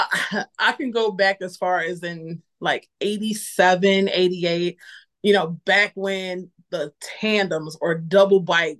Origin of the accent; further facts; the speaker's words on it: Lorain, Ohio, United States; moved away as an adult; now in North Carolina, United States; I lived in a town called Lorain, Ohio. It's like 20 minutes away from Cleveland. Mm-hmm. They call us Baby Cleveland. So yeah, it was a rowdy city.